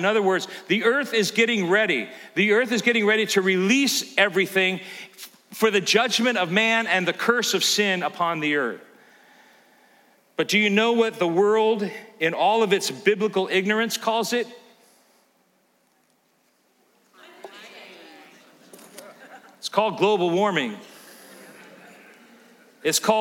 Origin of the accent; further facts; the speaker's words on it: California, United States; now in Elkhart, United States; growing up in California, you think nothing of earthquakes.